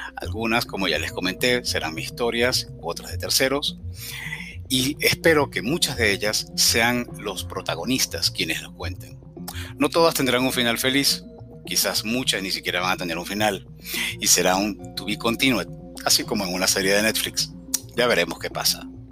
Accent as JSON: {"language": "Spanish", "town": "Caracas", "region": "Capital District", "country": "Venezuela", "tie": "born or raised there", "also_born_or_lived": "Cumaná, Venezuela / Montreal, Canada", "moved": "as an adult", "said": "Al poco tiempo de nacer nos mudamos a Caracas, la capital del país, y donde viví aproximadamente unos 38 años"}